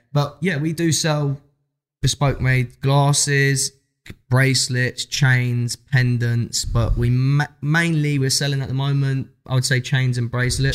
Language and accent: English; London, United Kingdom; We come from South London